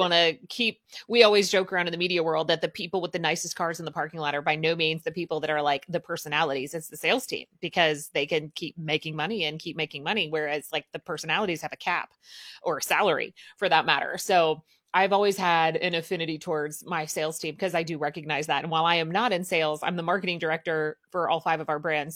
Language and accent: English; Southern Midwest, United States; I grew up in the Midwest, but, like, I'm gonna call it the Southern Midwest